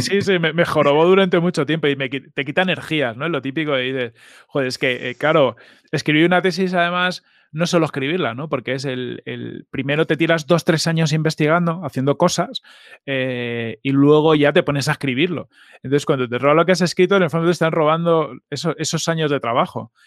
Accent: Fuenlabrada, Community of Madrid, Spain; also born or lived in Mallorca / Mahón, Menorca / Arenys de Mar, Catalonia / Galicia (parents); vivimos hasta que yo tuve los siete años en Arenys de Mar. O sea, yo, yo sí que tengo como recordatorio de, de vivir cerca de la playa. Y luego ya nos vinimos a Madrid, a Fuenlabrada

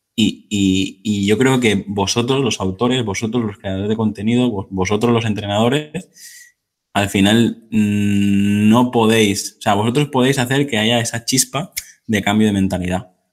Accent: Mallorca, Balearic Islands, Spain; yo que soy de Mallorca

